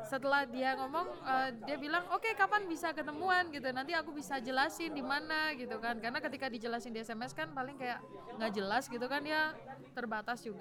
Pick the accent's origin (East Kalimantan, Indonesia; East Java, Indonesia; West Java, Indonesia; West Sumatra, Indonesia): East Java, Indonesia; Malang; tetapi kami dari Malang gitu loh chance untuk berangkat itu berapa persen sih gitu